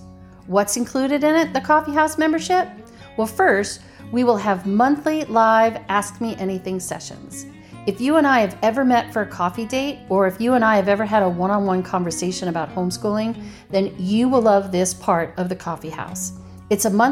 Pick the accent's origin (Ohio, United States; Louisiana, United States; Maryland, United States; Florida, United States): Louisiana, United States; New Orleans; I'm from New Orleans, so King's Day is also the kickoff of the Mardi Gras season. So basically, I grew up celebrating from December 6th, St. Nicholas Day, all the way to Mardi Gras